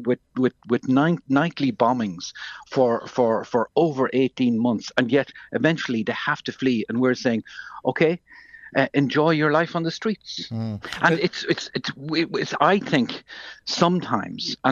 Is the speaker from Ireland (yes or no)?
yes; Ireland; as an Irish person